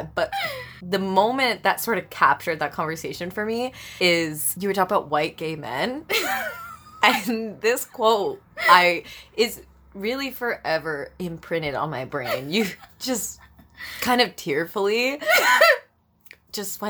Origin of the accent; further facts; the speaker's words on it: Brampton, Ontario, Canada; I was raised in Brampton